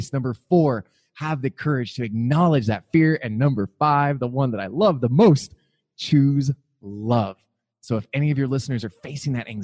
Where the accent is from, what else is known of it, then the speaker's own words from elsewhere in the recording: Montana, United States; now in Phoenix, United States; I'm from Montana